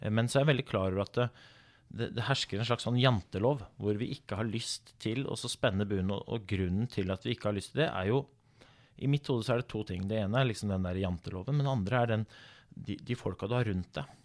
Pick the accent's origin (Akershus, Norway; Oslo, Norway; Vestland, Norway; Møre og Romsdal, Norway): Oslo, Norway; jeg kommer fra Groruddalen, eh, ja. født og oppvokst i Oslo